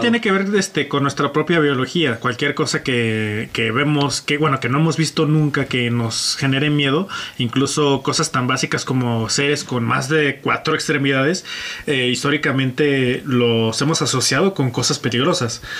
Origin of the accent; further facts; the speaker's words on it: Mexico; aquí en mi país